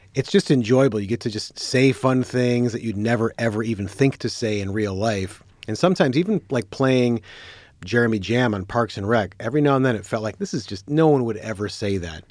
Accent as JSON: {"language": "English", "town": "Detroit", "region": "Michigan", "country": "United States", "said": "I'm from Detroit."}